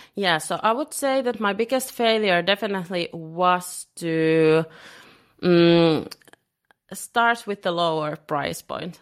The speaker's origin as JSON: {"language": "English", "country": "Finland", "moved": "yes", "lives_now": "Lisbon, Portugal", "said": "I'm originally from Finland, and living in Lisbon."}